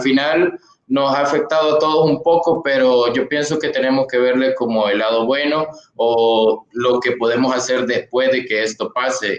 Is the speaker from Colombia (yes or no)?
no; Sonsonate, El Salvador; yo soy de Sonsonate